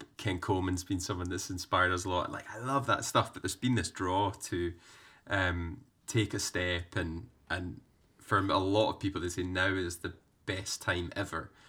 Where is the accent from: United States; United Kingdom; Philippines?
United Kingdom; Scotland; growing up in Scotland